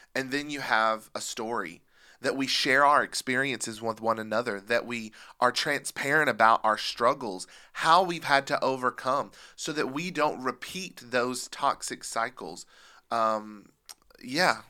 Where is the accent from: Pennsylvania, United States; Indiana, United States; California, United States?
Pennsylvania, United States; I grew up in Pennsylvania, and I can remember seeing the Amish